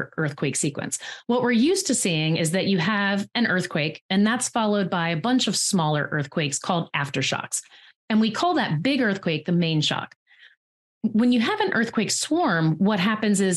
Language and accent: English; East Coast, United States; I grew up on the East Coast.